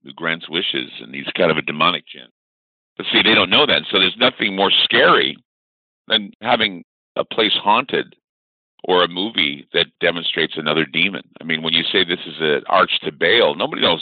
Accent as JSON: {"language": "English", "town": "Salt Lake City", "region": "Utah", "country": "United States", "tie": "born or raised there", "said": "I was born and raised in Salt Lake City, Utah."}